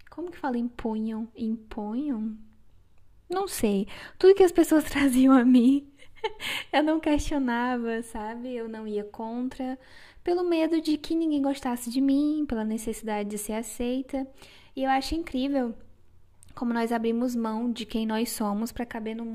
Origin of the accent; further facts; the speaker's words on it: Acre, Brazil; moved away as an adult; now in Joinville, Brazil; eu sou acriana. Sim, eu sou do Acre, o Acre existe.